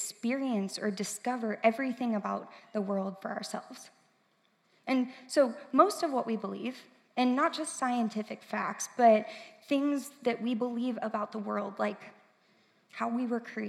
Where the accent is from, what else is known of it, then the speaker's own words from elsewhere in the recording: St. Louis, Missouri, United States; moved away as an adult; now in Columbia, United States; I am from St. Louis. I grew up there